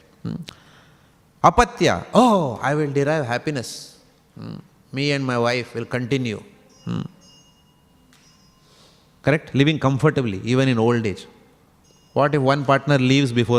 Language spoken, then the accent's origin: English; India; moved away; I come from India.